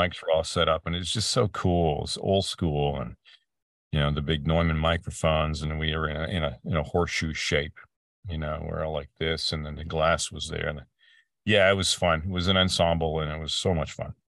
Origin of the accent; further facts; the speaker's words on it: Peterborough, Ontario, Canada; moved away as an adult; also born or lived in Vancouver; now in Ventura County, United States; my hometown, and a little place called Peterborough, Ontario, uh, in Canada